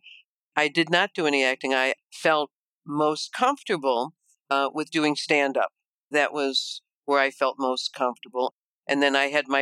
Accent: Chicago, Illinois, United States; you can probably tell with my accent that I am from Chicago, from the Midwest

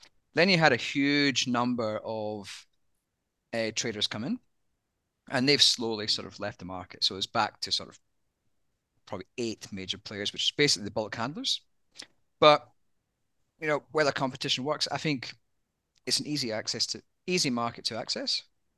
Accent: Scotland, United Kingdom; accent: Australian; but as a Scotsman, many people don't realize I'm Scottish. With my Aussie accent.

